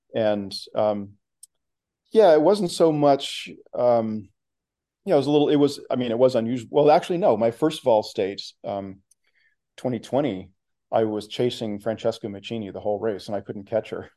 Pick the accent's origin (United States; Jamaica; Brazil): United States; Oklahoma; moved away as an adult; also born or lived in Texas / Oregon / Washington / Massachusetts; now in Bay Area, United States; I grew up in Oklahoma